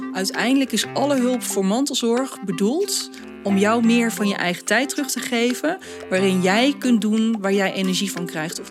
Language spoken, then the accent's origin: Dutch; Netherlands; Wij als Nederlanders